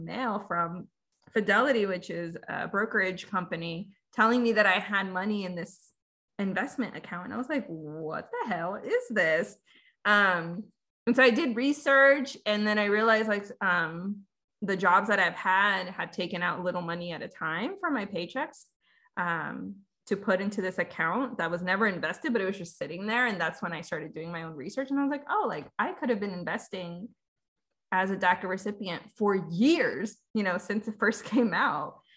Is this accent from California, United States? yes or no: yes; California, United States; also born or lived in Veracruz, Mexico; So I was born in Mexico, Veracruz, but I came really young. So I have very little memories um, of growing up there. Um, my family and I moved to California, and I've been there pretty much ever since.